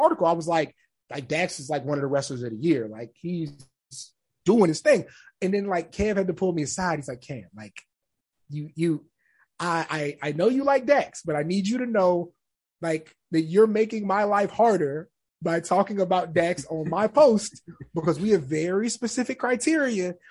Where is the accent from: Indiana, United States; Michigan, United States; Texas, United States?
Texas, United States; San Antonio; I'm from San Antonio